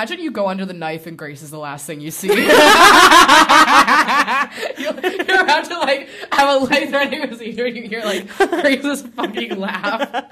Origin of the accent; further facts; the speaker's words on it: Chicago, Illinois, United States; moved away; I'm from Chicago